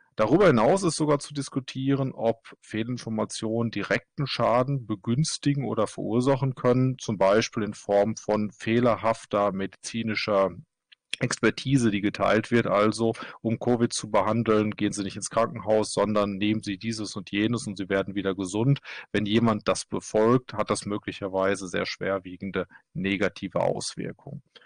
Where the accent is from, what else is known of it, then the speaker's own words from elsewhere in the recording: Germany; now in Kristiansand, Norway; Ich bin Deutscher, arbeite allerdings in Norwegen